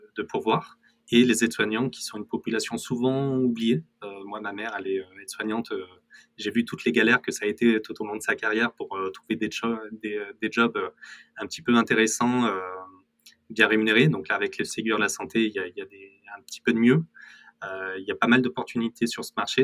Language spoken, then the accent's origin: French; Corrèze, Nouvelle-Aquitaine, France; je viens de Corrèze et je suis très fier de venir de Corrèze.